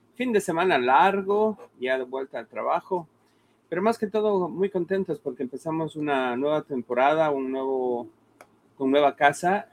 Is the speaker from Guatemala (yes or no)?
no; Ecuador; moved away; somos ecuatorianos